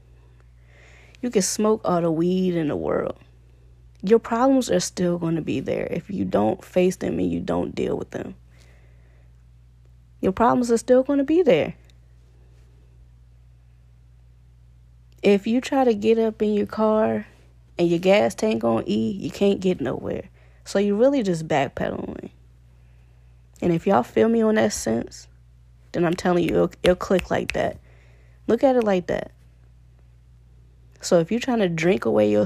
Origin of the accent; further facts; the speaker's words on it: Richmond, Virginia, United States; moved away as an adult; also born or lived in Connecticut; I'm from Virginia, Richmond, Virginia